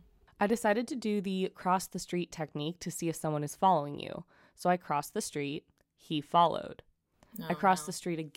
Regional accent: New York City, New York, United States; now in Germany; So I live in Germany right now. I'm from New York City, but my boyfriend is German

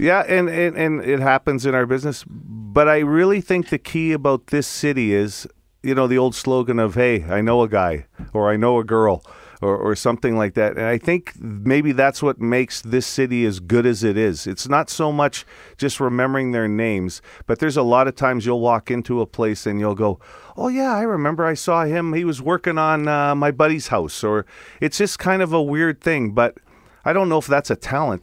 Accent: Italy; accent: Italian; now in Canada; my Italian accent.

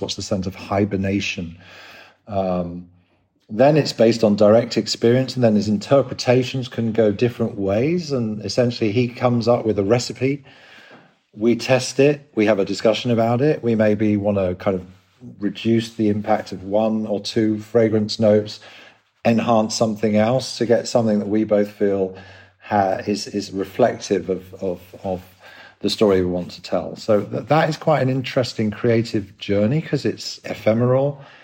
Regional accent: London, United Kingdom; moved away as an adult; also born or lived in Sydney, Australia / Scandinavia; you probably tell by the accent, I'm from England, London

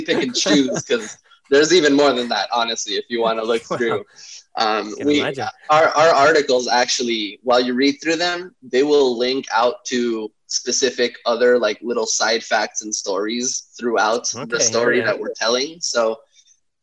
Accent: Bolivia; now in Los Angeles, United States; I'm from Bolivia in South America

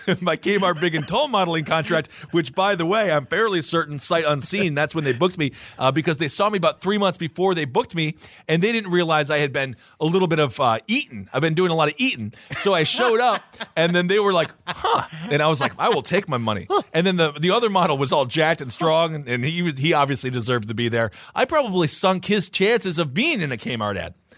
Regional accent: Wisconsin, United States; growing up in Wisconsin

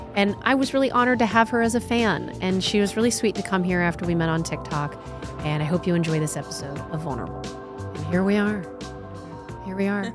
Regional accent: the North, Northern United States, United States; also born or lived in California; now in Texas, United States; I didn't grow up in the South. I grew up in, I'm a Yankee

